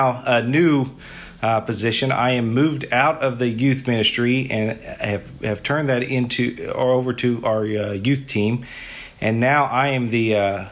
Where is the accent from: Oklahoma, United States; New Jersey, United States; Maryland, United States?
Oklahoma, United States; Paola; I'm from Oklahoma, a little small town called Paola. It's about an hour south of Oklahoma City.